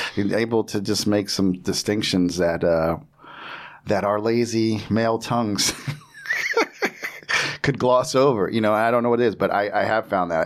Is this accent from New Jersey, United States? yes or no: yes; New Jersey, United States; I'm from Jersey.